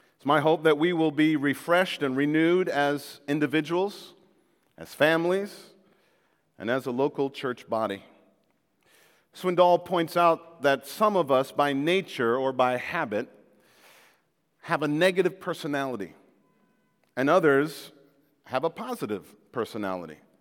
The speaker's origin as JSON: {"language": "English", "country": "Jamaica", "moved": "yes", "said": "I came from Jamaica where Jamaica was part of the British Commonwealth."}